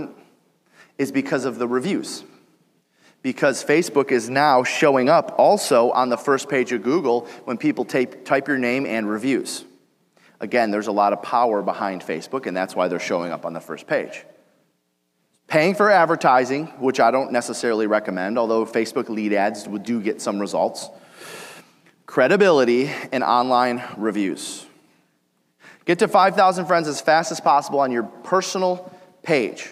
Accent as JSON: {"language": "English", "town": "Detroit", "region": "Michigan", "country": "United States", "said": "I'm from Detroit"}